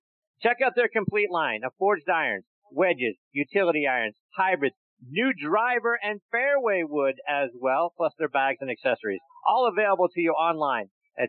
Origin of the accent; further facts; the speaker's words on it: Pittsburgh, Pennsylvania, United States; my hometown of Pittsburgh